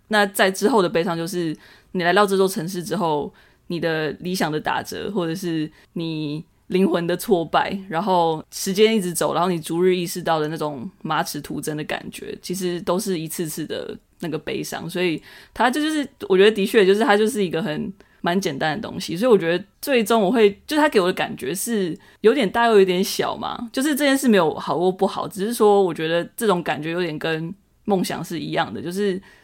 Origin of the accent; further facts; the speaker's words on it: Taipei, Taiwan; 身为台北人